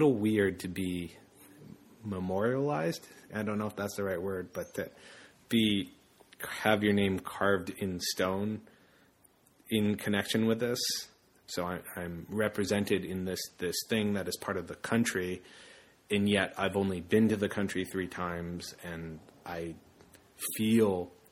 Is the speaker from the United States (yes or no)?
yes; United States; also born or lived in Zacamil, El Salvador